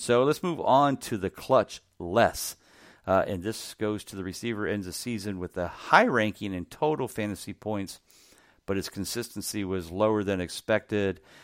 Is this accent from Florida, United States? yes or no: no; Ohio, United States; my home state of Ohio